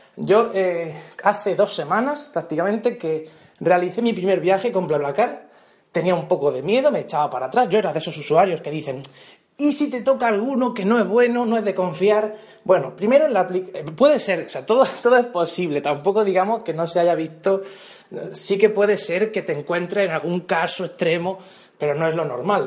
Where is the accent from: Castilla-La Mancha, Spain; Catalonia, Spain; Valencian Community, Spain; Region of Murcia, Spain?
Region of Murcia, Spain; de mi pueblo a Murcia capital, o, por ejemplo, que son unos 40 minutos 50 en coche